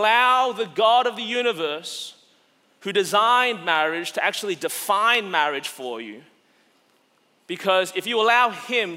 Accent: Australia; now in United States; As an Australian living in America

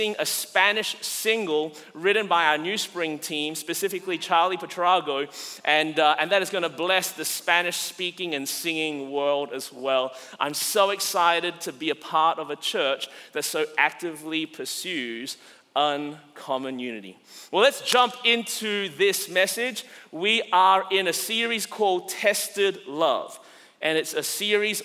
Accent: Australia; now in United States; As an Australian living in America

